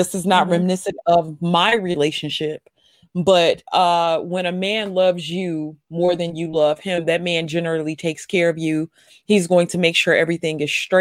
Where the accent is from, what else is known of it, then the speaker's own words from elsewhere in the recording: the South, United States; I'm from the South